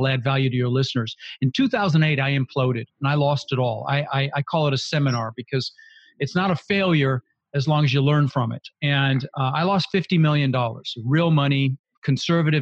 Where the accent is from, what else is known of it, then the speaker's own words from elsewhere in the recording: Denver, Colorado, United States; also born or lived in Netherlands; Ended up in Denver, Colorado. Lived there for 30 years